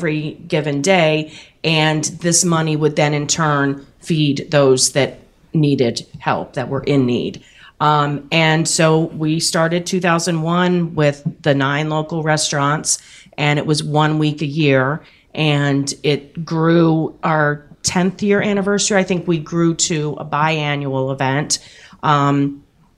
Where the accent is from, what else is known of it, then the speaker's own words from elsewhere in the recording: New Jersey, United States; now in Richmond, United States; I grew up in New Jersey